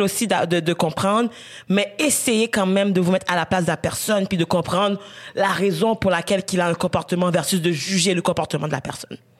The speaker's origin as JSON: {"language": "French", "country": "Haiti", "tie": "born or raised there", "moved": "yes", "lives_now": "Canada", "said": "j'ai grandi en Haïti, je suis partie genre peut-être genre je pense deux ans avant le tremblement de terre en Haïti."}